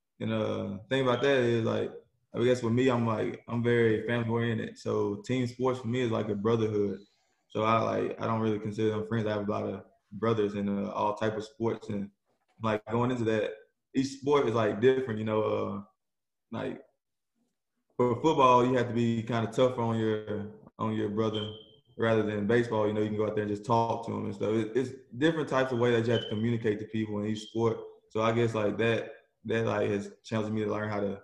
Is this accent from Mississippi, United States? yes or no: yes; Southaven, Mississippi, United States; I'm from South Haven, Mississippi, outside of Memphis, Tennessee